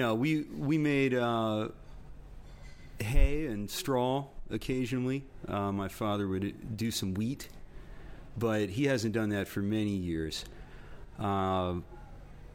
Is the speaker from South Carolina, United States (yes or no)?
no; Romney, West Virginia, United States; I grew up in Romney.